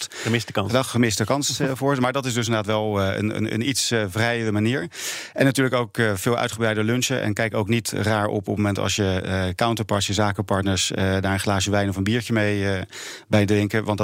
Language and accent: Dutch; Netherlands